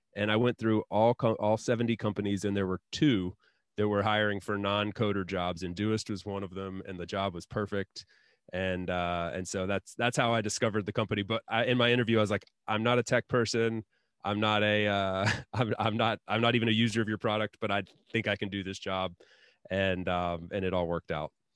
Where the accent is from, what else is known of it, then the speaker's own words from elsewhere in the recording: Asheville, North Carolina, United States; now in Spain; my hometown, like, in Asheville, North Carolina